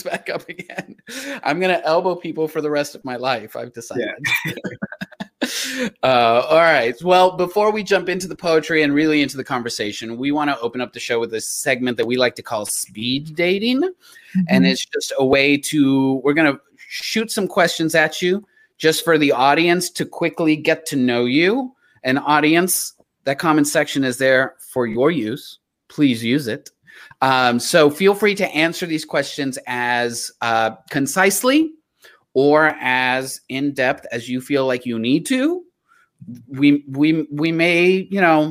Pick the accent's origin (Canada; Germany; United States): United States; the South; As a Southerner